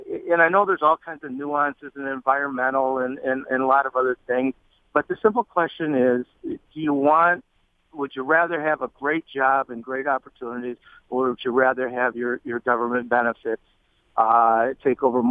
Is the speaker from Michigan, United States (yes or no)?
yes; Macomb County, Michigan, United States; now in Rochester, United States; I grew up in Macomb County